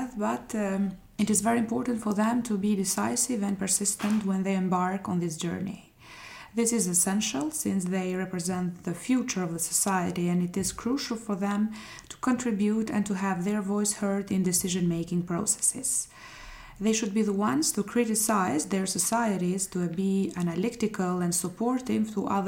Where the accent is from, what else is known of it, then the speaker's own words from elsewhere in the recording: Shkodër, Shkodër County, Albania; from Shkodra, Albania.